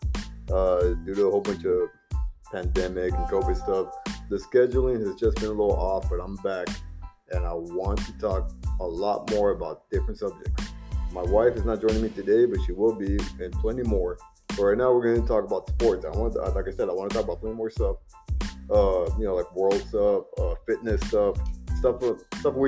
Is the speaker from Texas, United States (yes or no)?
yes; Texas, United States; We're from Texas